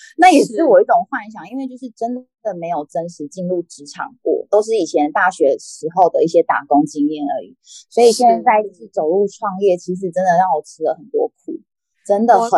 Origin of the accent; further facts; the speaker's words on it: central-southern Taiwan, Taiwan; 其实我们就是中南部人，我们就是喜欢就是诚信，然后大方